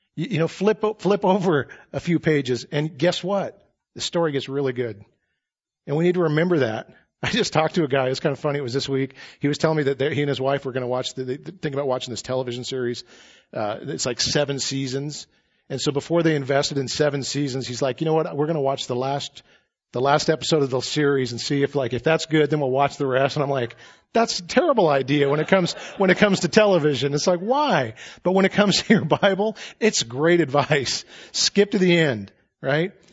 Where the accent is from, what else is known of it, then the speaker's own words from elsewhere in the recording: United States; as American Christians